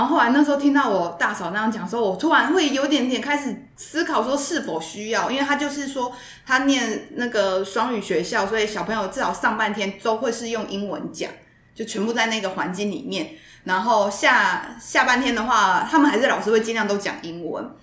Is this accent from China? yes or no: no; Taiwan; accent: Taiwanese Mandarin; first language Mandarin; 真的是台湾国语啦